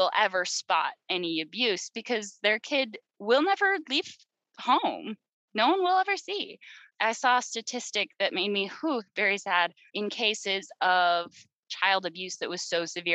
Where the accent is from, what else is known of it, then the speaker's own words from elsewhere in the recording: Utah, United States; the state I grew up in Utah